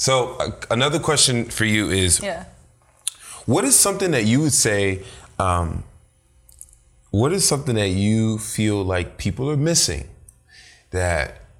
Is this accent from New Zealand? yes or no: no; Nigeria; Do you think it has to do with being our culture, Nigerian, being Nigerian? Because our culture is very heavy on academic achievement.